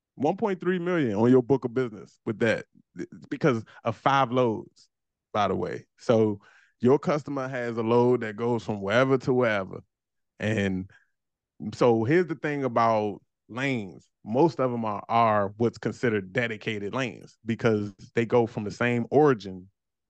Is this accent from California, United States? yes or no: no; Washington, District of Columbia, United States; I'm from DC, man. DC.